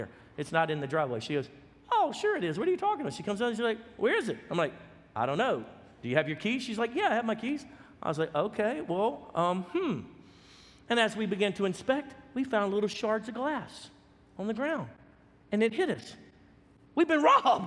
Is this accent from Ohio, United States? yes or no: no; Baton Rouge, Louisiana, United States; now in Texas, United States; we came from Baton Rouge, Louisiana, which was at the time the third most violent city in America per capita. And so I grew up locking the doors, closing the windows